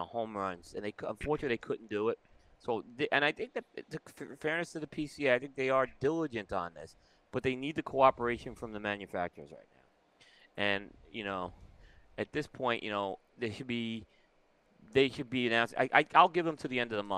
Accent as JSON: {"language": "English", "town": "New York City", "region": "New York", "country": "United States", "tie": "born or raised there", "moved": "yes", "lives_now": "Indian Trail, United States", "said": "growing up in Brooklyn, we didn't exactly have, the little pool was a little plastic pool you went out."}